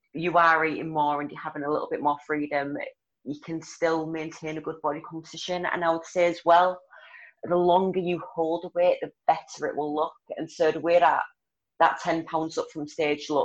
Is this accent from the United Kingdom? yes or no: yes; Hull, Yorkshire and the Humber, United Kingdom; accent: broad; also born or lived in Leeds area, West Yorkshire; now in Leeds, United Kingdom; So I'm from Hull in Yorkshire. I live in West Yorkshire now, so I'm like Leeds area